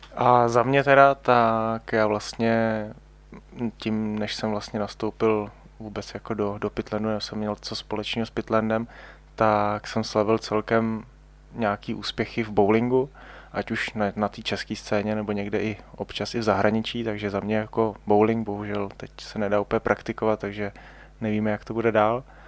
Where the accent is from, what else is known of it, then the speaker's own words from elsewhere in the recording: Ústí nad Labem Region, Czechia; já jsem vlastně původem z Ústeckého kraje